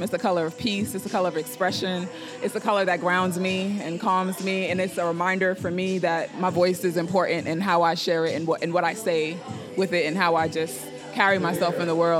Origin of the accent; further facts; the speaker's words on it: New York City, New York, United States; I'm from New York, you know, I was a very artsy kid, you know, I grew up in a neighborhood where our parents didn't let us play outside.